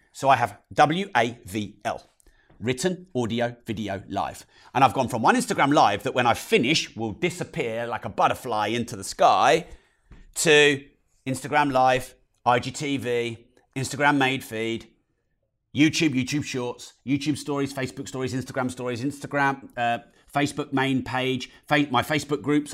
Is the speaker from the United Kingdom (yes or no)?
yes; United Kingdom; especially us British people. Oh, I'm so British